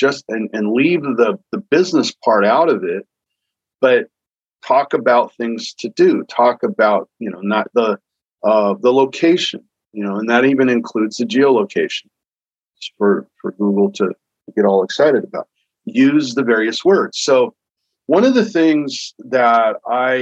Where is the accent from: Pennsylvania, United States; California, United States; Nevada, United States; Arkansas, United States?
California, United States; Hawthorne; also born or lived in Torrance, California; I grew up in Hawthorne, and I thought we were South Bay